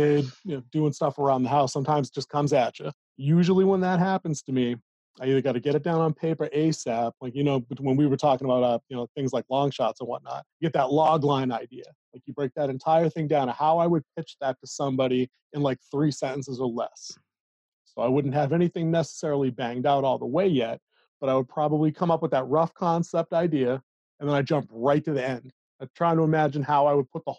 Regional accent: Massachusetts, United States; Born and raised in Massachusetts.

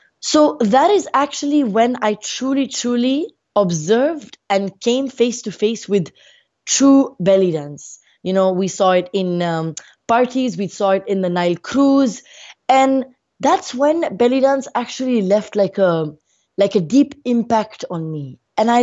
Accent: Muscat, Oman; also born or lived in India; I was born in India, and when I was about 6 months old, my family moved to Oman, we lived in Muscat.

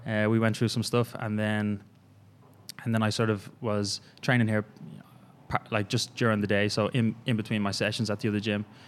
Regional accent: Ireland; moved away as an adult; I'm originally from Ireland. Uh, came over here about three and a half years ago.

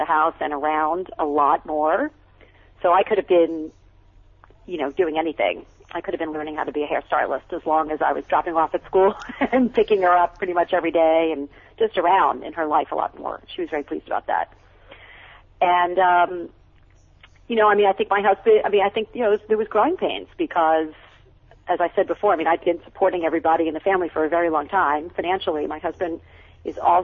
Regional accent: Long Island, New York, United States; now in California, United States; I grew up on Long Island, on the South Shore of Long Island.

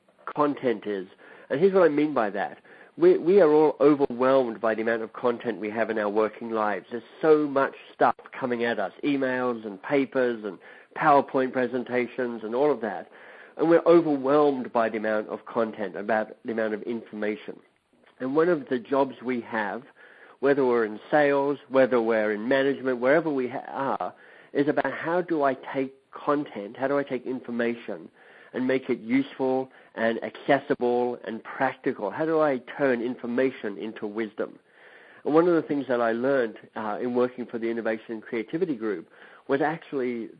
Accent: Australia; moved away as an adult; also born or lived in England; I studied in Australia because I'm Australian by birth.

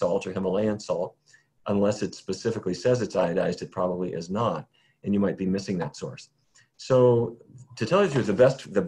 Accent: North Dakota, United States; now in Washington, D.C., United States; I grew up in North Dakota, where it was every day was roast beef, baked potatoes, and corn

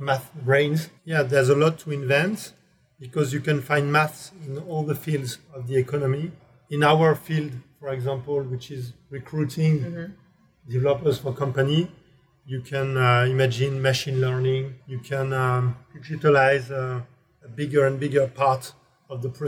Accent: Grenoble, Auvergne-Rhône-Alpes, France; English is a second language; also born or lived in Ohio; I come from Grenoble, as I said, which is quite fresh place in the winter with a lot of mountains.

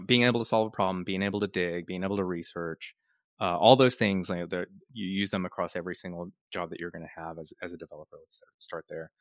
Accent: Dallas, Texas, United States; moved away as an adult; also born or lived in Pennsylvania / Austin; I grew up in Dallas

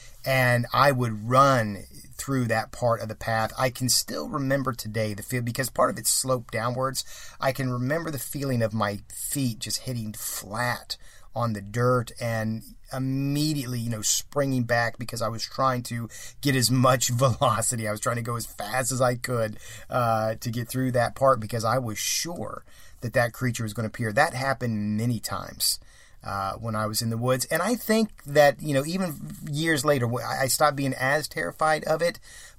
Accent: Columbus, Ohio, United States; We had a little wooded area by the apartment where I grew up in Columbus, Ohio.

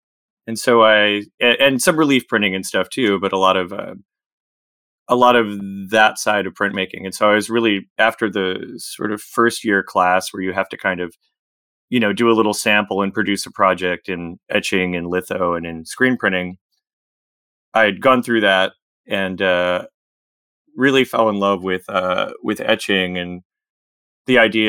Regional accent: Virginia, United States; I grew up kind of in the Shenandoah Valley, between Winchester, Virginia, and Front Royal, Virginia, on a farm there, a small farm.

